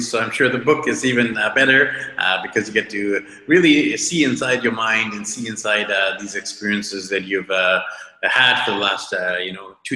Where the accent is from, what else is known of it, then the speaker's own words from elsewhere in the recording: India; And I'm like, India, Indian origin.